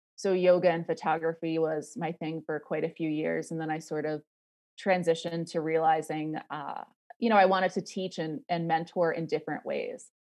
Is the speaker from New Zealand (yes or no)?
no; Rhode Island, United States; moved away as an adult; also born or lived in New York City; I grew up in Rhode Island, um, and I moved to New York City when I was eighteen